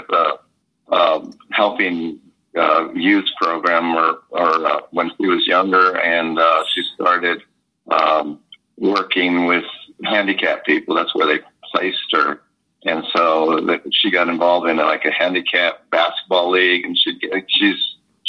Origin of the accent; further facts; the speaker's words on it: Taos, New Mexico, United States; We were born and raised in Taos.